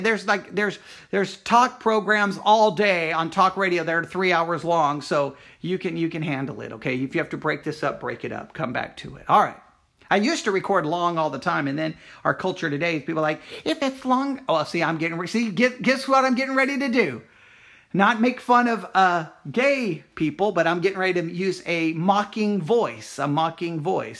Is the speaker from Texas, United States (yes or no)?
yes; Texas, United States; I myself was born in Texas.